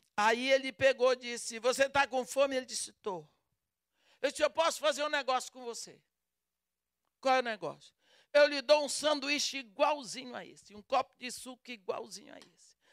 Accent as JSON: {"language": "Portuguese", "country": "Brazil", "accent": "Brazilian", "said": "o meu sotaque denuncia que eu sou brasileira. Eu falo português com sotaque brasileiro"}